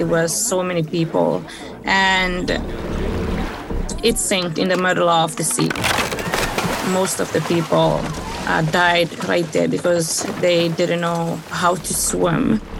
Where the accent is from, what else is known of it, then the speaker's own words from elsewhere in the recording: Saudi Arabia; born there; also born or lived in Africa; I was born in Saudi Arabia.